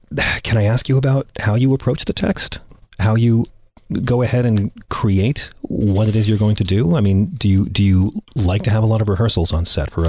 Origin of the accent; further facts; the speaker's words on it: United States; I'm American.